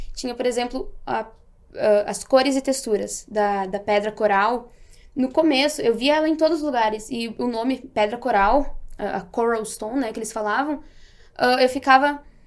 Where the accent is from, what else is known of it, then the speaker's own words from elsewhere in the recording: Marau, Rio Grande do Sul, Brazil; eu sou natural de Marau, Rio Grande do Sul